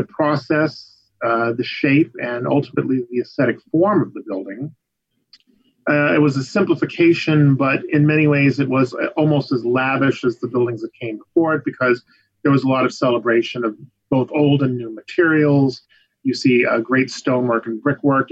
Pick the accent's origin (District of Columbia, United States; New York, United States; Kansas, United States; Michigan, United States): New York, United States; Long Island; also born or lived in Hudson River Valley, New York; I grew up on Long Island, actually, until I was about 12, and then we moved up to the Hudson River Valley.